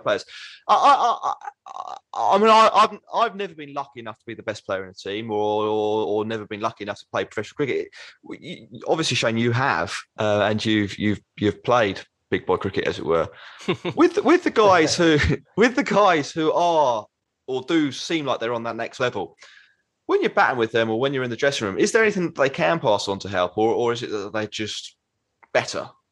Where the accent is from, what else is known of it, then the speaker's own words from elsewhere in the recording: England, United Kingdom; we're from England